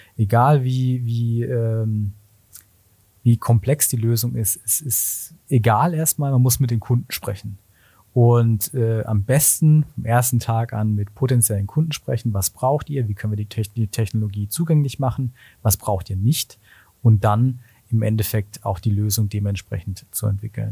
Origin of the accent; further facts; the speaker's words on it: Black Forest, Kinzig Valley, Baden-Württemberg, Germany; ich komme ursprünglich aus dem Schwarzwald, aus dem Kinzigtal, wirklich aus einem kleinen Dorf